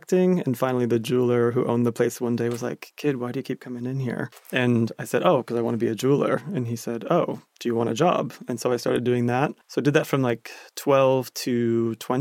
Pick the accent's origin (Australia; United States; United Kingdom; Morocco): United States; New Hampshire; now in Paris, France; I am an American boy. I grew up in New Hampshire, about an hour north of Boston.